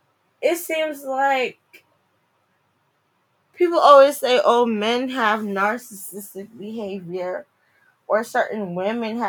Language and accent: English; New Jersey, United States; moved away as an adult; also born or lived in DMV (Washington, D.C. metropolitan area); now in DMV, United States; I'm from Jersey. I'm a Jersey girl. I probably sound like it.